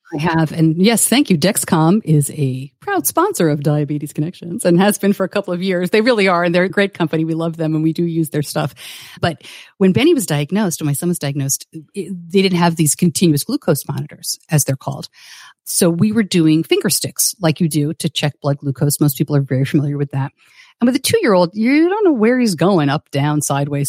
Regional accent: New York, United States; I grew up just outside of New York City

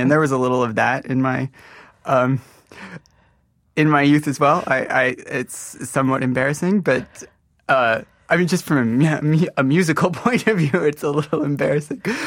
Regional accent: Modesto, California, United States; moved away as an adult; also born or lived in Grand Rapids, Michigan / Rockford, Illinois; I spent about eight or nine years in Modesto, California. Did the bulk of my growing up there

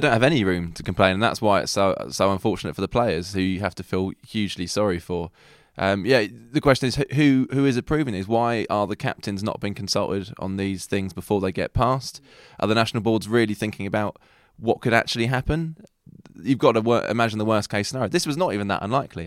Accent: England, United Kingdom; we are English

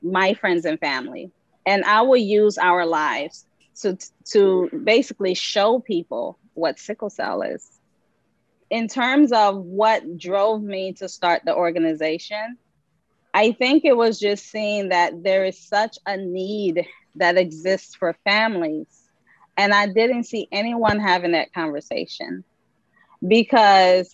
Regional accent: Liberia; moved away; I'm originally from Liberia, that's West Africa.

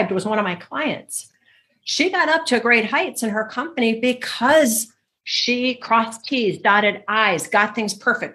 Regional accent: Michigan, United States; growing up in Michigan in the snow

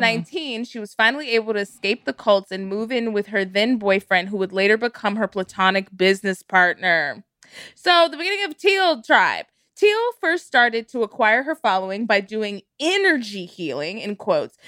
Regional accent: Texas, United States; I grew up in Texas

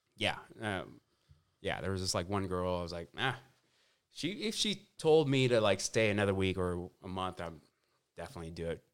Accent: Orange County, California, United States; I grew up in Orange County

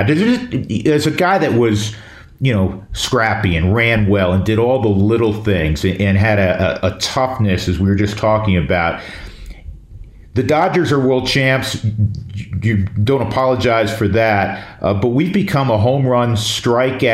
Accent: New York, United States; growing up in New York

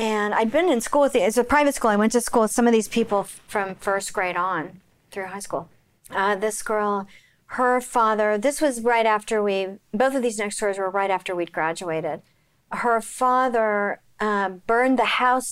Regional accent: Oklahoma City, Oklahoma, United States; I grew up in Oklahoma

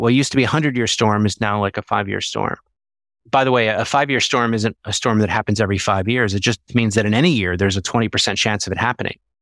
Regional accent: Philadelphia, Pennsylvania, United States; I grew up in Philadelphia

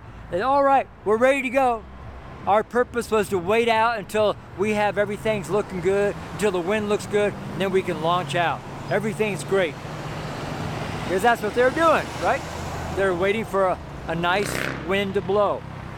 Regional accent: Washington, United States; also born or lived in Coeur d'Alene, Idaho / Spokane; Like here in America, when I'm from Washington and Idaho, I lived in Coeur d'Alene, Idaho for several years in Spokane.

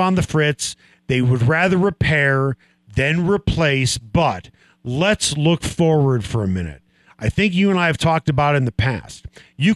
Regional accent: Chicago, Illinois, United States; born or raised there; moved away as an adult; now in Denver, United States

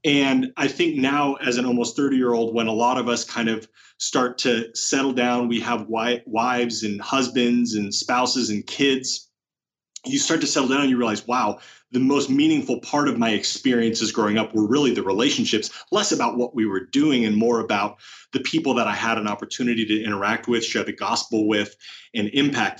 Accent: Oregon, United States; moved away as an adult; now in Rancho Cucamonga, United States; growing up in Oregon

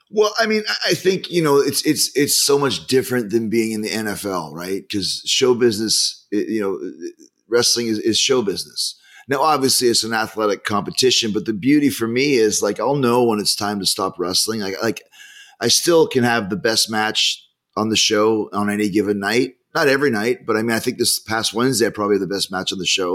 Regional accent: Winnipeg, Manitoba, Canada; growing up in Winnipeg where it's minus 30

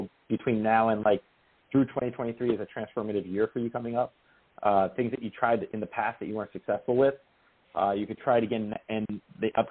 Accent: New Jersey, United States; The house I grew up in New Jersey.

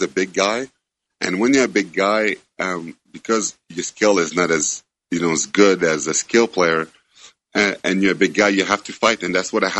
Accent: Montreal, Quebec, Canada; first language French; English is a second language; I was born in Montreal

